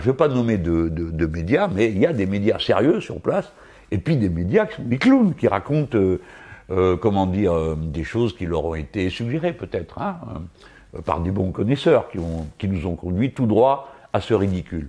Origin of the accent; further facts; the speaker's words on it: France; Nous autres Français